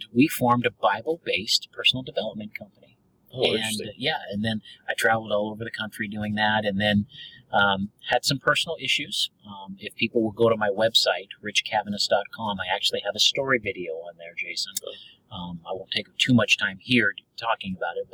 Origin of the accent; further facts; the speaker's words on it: the Northwest, Pacific Northwest, United States; now in Dallas, United States; I grew up in the Northwest